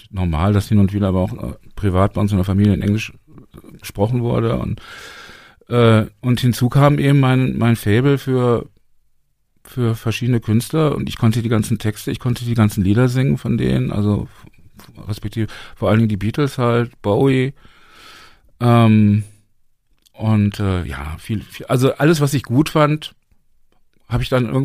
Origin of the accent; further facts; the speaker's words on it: Berlin, Germany; Und ich sage, ja, wir sind, wir kommen aus Deutschland, aus Berlin.